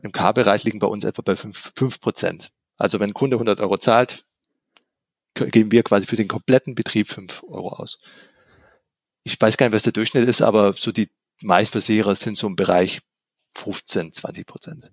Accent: Swabia, Germany; ich bin ja auch Schwabe

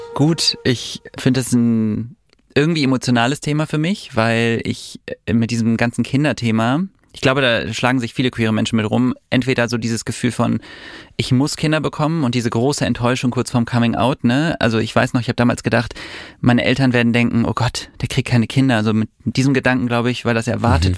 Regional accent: Düsseldorf, North Rhine-Westphalia, Germany; ich bin in Düsseldorf groß geworden

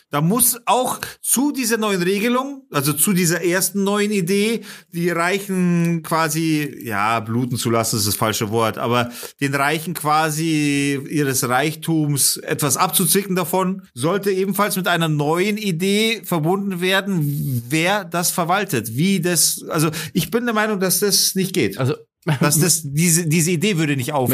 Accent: Germany; als Deutsche

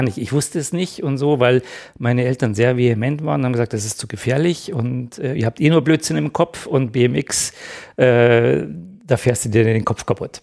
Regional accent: Ingolstadt, Bavaria, Germany; ich bin in Ingolstadt aufgewachsen

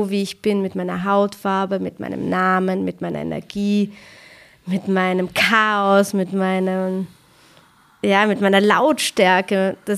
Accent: Austria; woher kommt ihr? Und ich so, ja, aus Österreich.

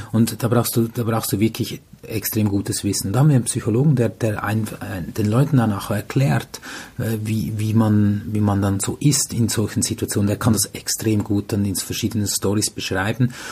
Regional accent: Switzerland; Bin äh, etwas über 40, äh, kümmere ich mich vor allem um meine beiden Kids. Äh, ist ein Hauptbestandteil, nicht nur natürlich, nein. Ich bin Verkaufs- und Kommunikationstrainer in der Automobilbranche in der Schweiz unterwegs

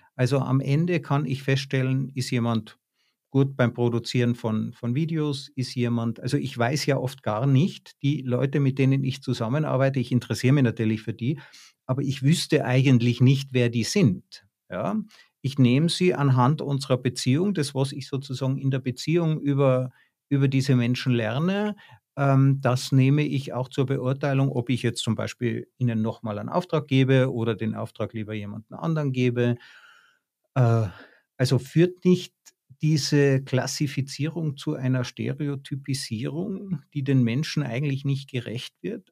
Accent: Tyrol, Austria; ich bin in Tirol aufgewachsen

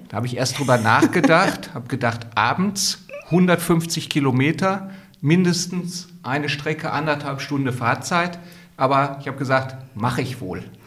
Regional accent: Gelsenkirchen, North Rhine-Westphalia, Germany; meine Heimatstadt Gelsenkirchen

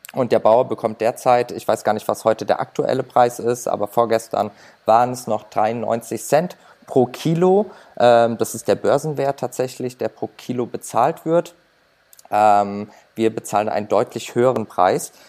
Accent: Germany; bei uns in Deutschland

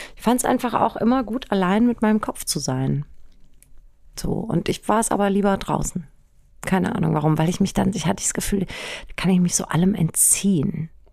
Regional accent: Germany; ich bin im Wald aufgewachsen. Wirklich am Waldrand

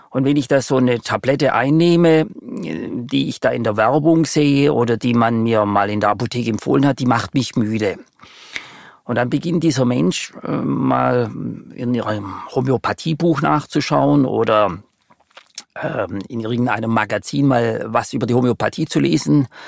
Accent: Baden-Württemberg, Germany; würde Ihnen als Schwabe ganz charmant antworten wollen

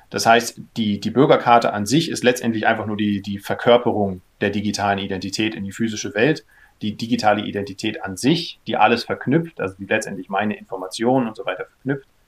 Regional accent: Berlin, Germany; born there; also born or lived in Kiel; ich äh, bin gebürtiger Berliner, äh, habe in, in Kiel studiert

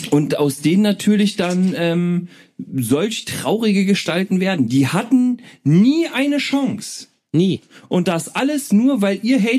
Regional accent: Berlin, Germany; Ich komme aus Berlin. Berliner.

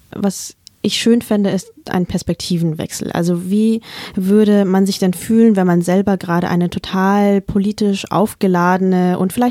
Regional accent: Vietnam; weil die Antwort in meinem Fall halt nicht einfach nur Vietnam lautet, so ganz entspannt und nebenbei, sondern sie beinhaltet eben auch Krieg, Gewalt, Flucht, Traumata.

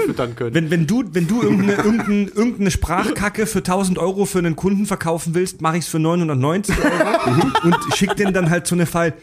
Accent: the East, East Germany, Germany; Ich ne? ne? bin aus dem Osten

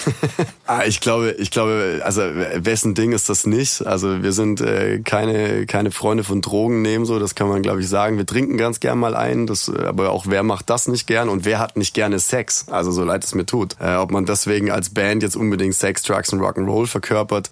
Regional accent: Nürtingen, Baden-Württemberg, Germany; also born or lived in Stuttgart; Ich komme ja ursprünglich aus Nürtingen

